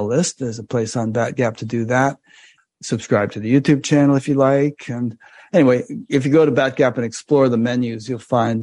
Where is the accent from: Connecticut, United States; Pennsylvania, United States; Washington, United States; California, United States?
Connecticut, United States; my home state of Connecticut